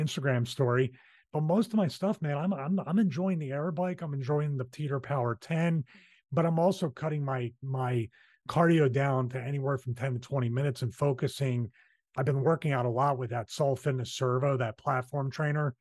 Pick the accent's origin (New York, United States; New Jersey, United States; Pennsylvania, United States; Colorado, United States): Pennsylvania, United States; Philadelphia; accent: Philly; that's my Philly accent